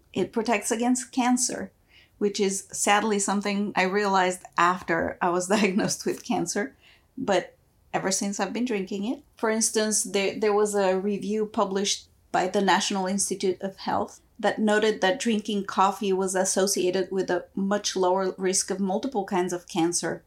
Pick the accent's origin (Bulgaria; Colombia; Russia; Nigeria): Bulgaria; moved away; also born or lived in former Yugoslavia; When I was growing up, I was born in Bulgaria, and my formative years were split between Bulgaria and former Yugoslavia.